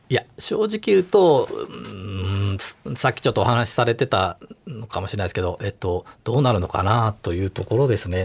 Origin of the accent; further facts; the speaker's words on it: Kobe, Hyogo, Japan; moved away as an adult; also born or lived in Kumamoto; now in Tokyo, Japan; 小学生ぐらいから、あの、神戸にいて、